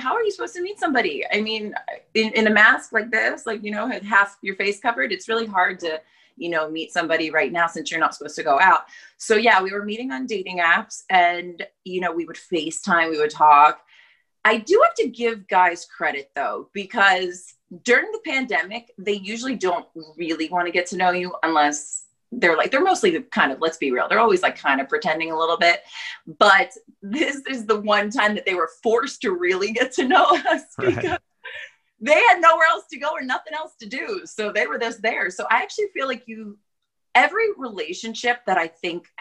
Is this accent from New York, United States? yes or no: yes; New York, United States; moved away as an adult; now in Los Angeles, United States; I'm from New York, basically. And then I came out here right before coronavirus for a job interview